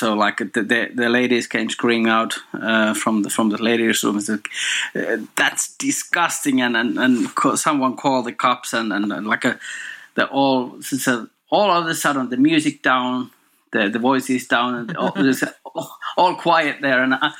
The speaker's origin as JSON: {"language": "English", "country": "Finland", "tie": "born or raised there", "said": "In Finland."}